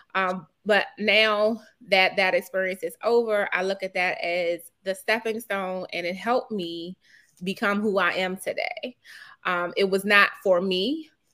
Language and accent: English; Washington, District of Columbia, United States; moved away as an adult; now in Lanham, Maryland, United States; I grew up in Petworth